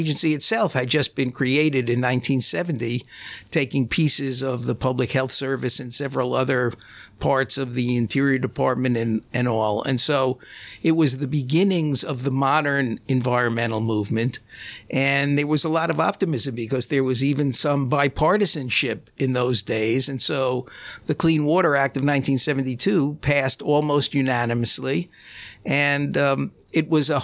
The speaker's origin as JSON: {"language": "English", "town": "New York City", "region": "New York", "country": "United States", "tie": "born or raised there", "said": "I'm a city boy. I grew up in Brooklyn"}